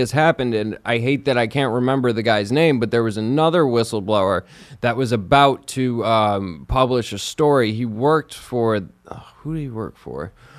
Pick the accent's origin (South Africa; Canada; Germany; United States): United States; as an American